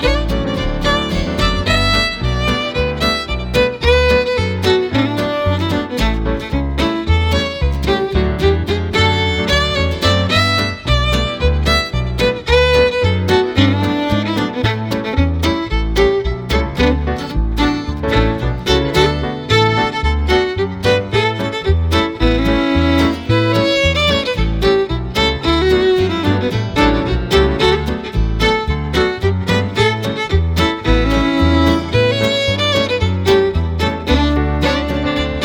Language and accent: English; Edmonton, Alberta, Canada; also born or lived in Morinville, Alberta; Back in 1975, we moved from Edmonton out to a farm near Morinville. I was 15 years old